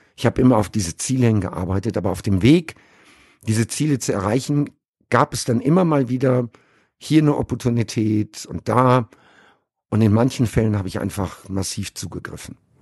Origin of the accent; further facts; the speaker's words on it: Sauerland, North Rhine-Westphalia, Germany; moved away as an adult; also born or lived in Caribbean; now in Dubai, United Arab Emirates; ich bin im Sauerland groß geworden